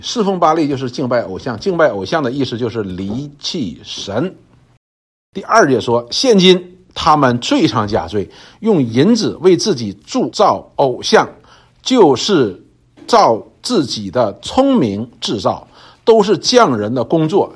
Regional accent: China; 我们中国人

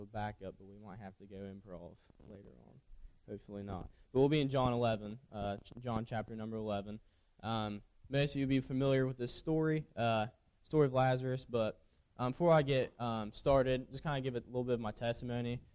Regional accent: Jackson, Ohio, United States; I am from Jackson, Ohio

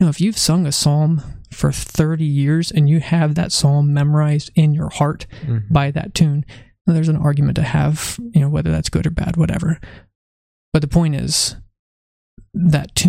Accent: California, United States; also born or lived in Virginia; home, California

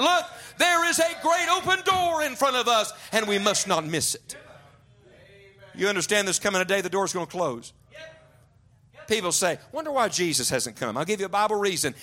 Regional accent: West Virginia, United States; I grew up in West Virginia.

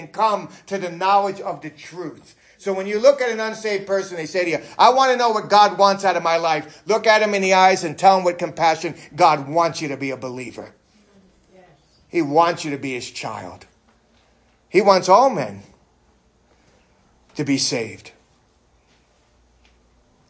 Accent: New York City, New York, United States; New York City

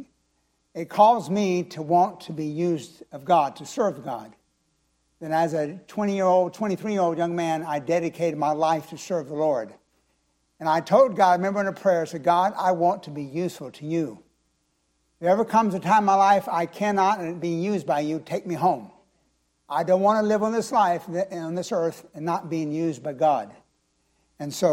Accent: Florida, United States; also born or lived in Clearwater, Florida / Chiefland, Florida / Land O'Lakes, Florida; I'm a true Floridian

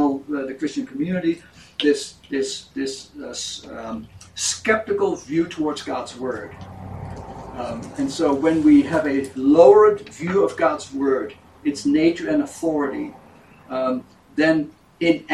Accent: Netherlands; moved away; I was born in Europe, in Holland

